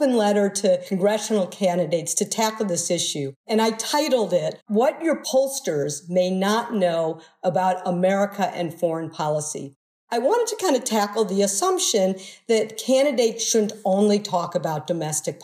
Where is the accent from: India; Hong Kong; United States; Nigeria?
United States; Midwest; I grew up in the Midwest